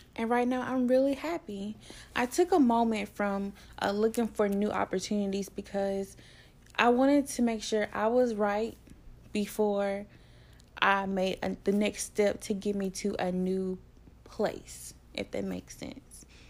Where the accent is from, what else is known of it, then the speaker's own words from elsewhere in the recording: Tuscaloosa, Alabama, United States; I'm from Tuscaloosa, Alabama.